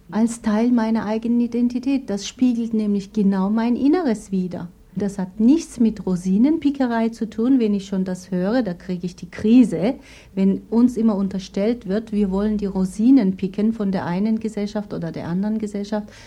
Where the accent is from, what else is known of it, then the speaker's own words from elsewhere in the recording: Turkey; Und sobald die gehört haben, ich bin Türkin, bin ich sogar da abgewiesen worden.